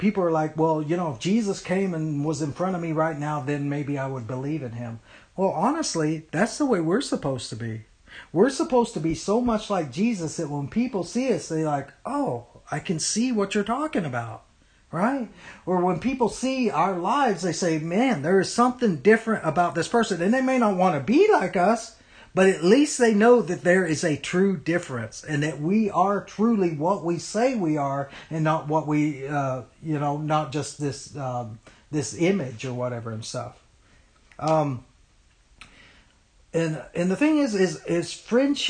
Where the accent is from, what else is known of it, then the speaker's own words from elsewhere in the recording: United States; we, as American Christians